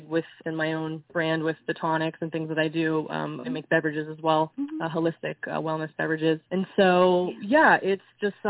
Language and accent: English; Israel; moved away; I grew up in Israel, so I had a combination of American pop and European pop and Israeli pop